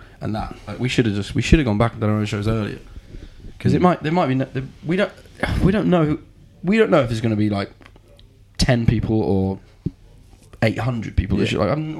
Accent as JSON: {"language": "English", "region": "England", "country": "United Kingdom", "said": "we're from England"}